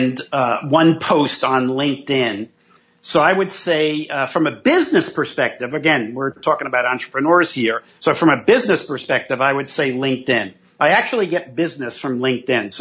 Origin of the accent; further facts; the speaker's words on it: New York City, New York, United States; growing up in New York City, in Manhattan, in the projects, and then in Brooklyn